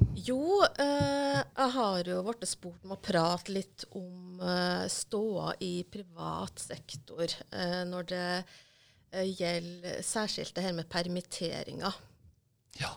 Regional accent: Hitra, Trøndelag, Norway; jeg er trønder fra Hitra. I tidligere Sør-Trøndelag, nå Trøndelag

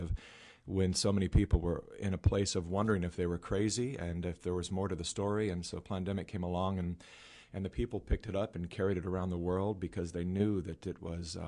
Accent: California, United States; I was born and raised in California

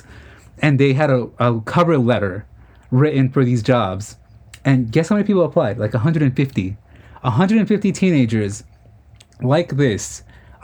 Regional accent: New York City, New York, United States; we're from Queens

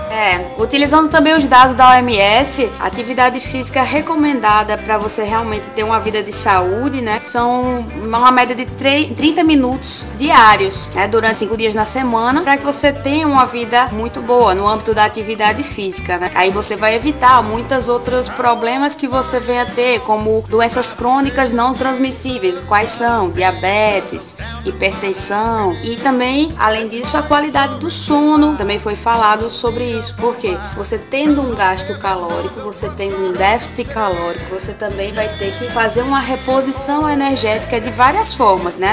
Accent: Natal, Rio Grande do Norte, Brazil; now in Aracaju, Brazil; eu sou natalense, mas moro aqui em Aracaju

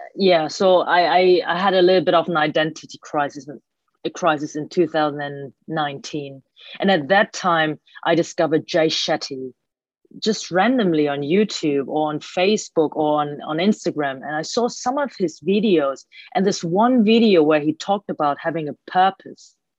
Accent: Germany; I was born and raised in Germany by Hong Kong Chinese parents

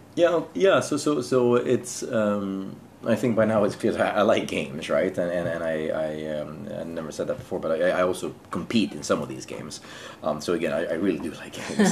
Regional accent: Sweden; moved away as an adult; now in Jakarta, Indonesia; I'm from Sweden originally. Um, I um, I'm now working here in Jakarta for Business Sweden

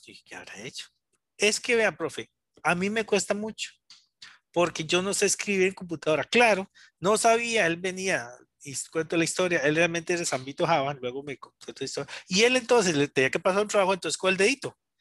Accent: San Rafael de Oreamuno, Cartago, Costa Rica; yo soy Cartago, soy de San Rafael de Iramundo soy originario de allá

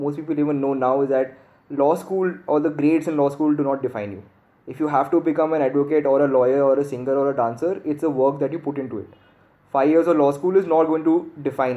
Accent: Bangalore, Karnataka, India; moved away as an adult; also born or lived in Gurgaon; I'm from Bangalore, my family's from Bangalore.

